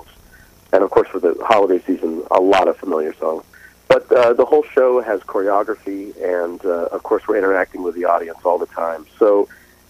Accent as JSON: {"language": "English", "region": "New York", "country": "United States", "said": "I'm from New York State"}